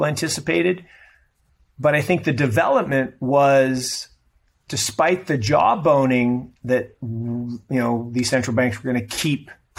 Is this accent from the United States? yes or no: yes; United States; I'm an American and I'm not Chinese